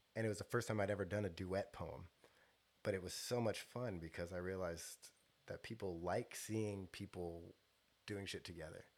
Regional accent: Stockton, California, United States; I grew up on South Side Stockton

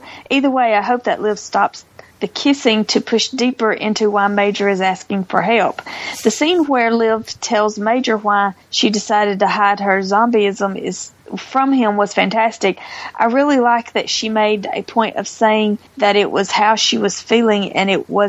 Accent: Canada; It took me out of the story. I'm so Canadian.

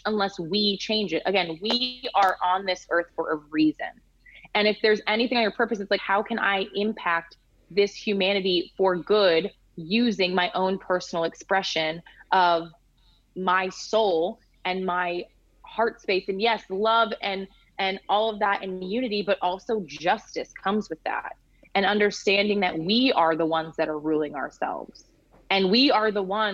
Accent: United States; moved away as an adult; now in Denmark; an American living abroad

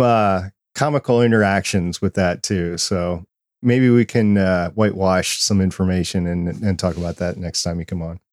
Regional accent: Saint Paul, Minnesota, United States; I grew up in Saint Paul, Minnesota

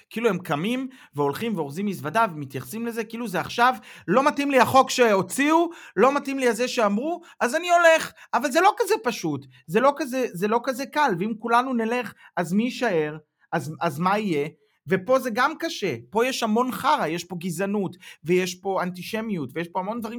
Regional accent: Israel; now in Germany; היום אני גרמני-ישראלי, אני חי פה, אני יודע בראש ובלב שאני אף פעם לא אוכל לחיות בישראל כמו שחייתי קודם

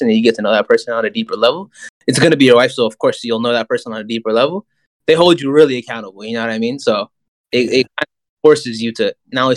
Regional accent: the Bay, California, United States; I'm just born and raised in the Bay and I've lived in a bubble my whole life.

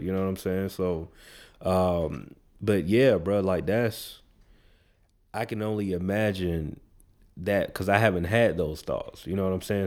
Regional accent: the South, United States; we in the South. I grew up in the South

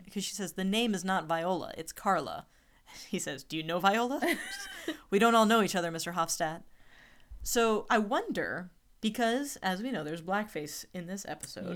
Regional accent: Alabama, United States; I'm from Alabama.

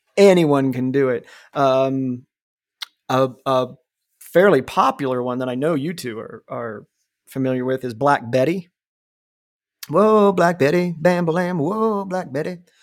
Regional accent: Ohio, United States; growing up where we grew up, um, you know, I was in the middle of nowhere, Ohio

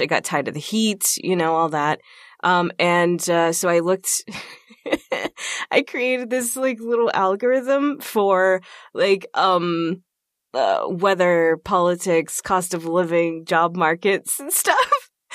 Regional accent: Texas, United States; moved away as an adult; now in Minnesota, United States; I'm from Texas, so I was born and raised in Texas

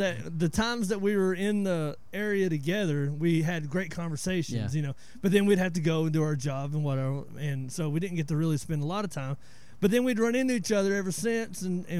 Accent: northeast Georgia, United States; moved away as an adult; now in DeRidder, United States; I'm 41, so I grew up in the Appalachian Mountains, you know, northeast Georgia.

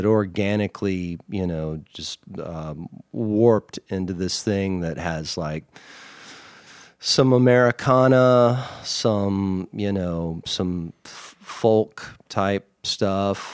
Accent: Mississippi, United States; moved away as an adult; also born or lived in Los Angeles, California; now in Austin, United States; Mississippi, where I'm from

